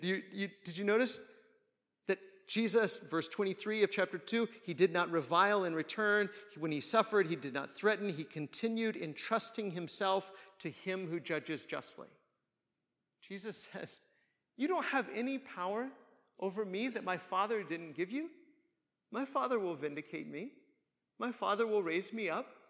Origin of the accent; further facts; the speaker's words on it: United States; we as American Christians